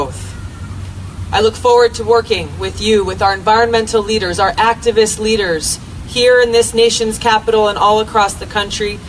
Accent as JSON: {"language": "English", "region": "Hawaii", "country": "United States", "tie": "born or raised there", "said": "Growing up in Hawaii, beautiful place"}